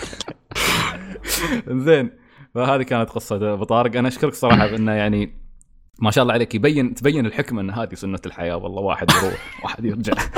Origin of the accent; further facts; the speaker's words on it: Al Ain, Abu Dhabi, United Arab Emirates; نحن في الإمارات، يعني أنا مثلاً، أنا مثلاً من العين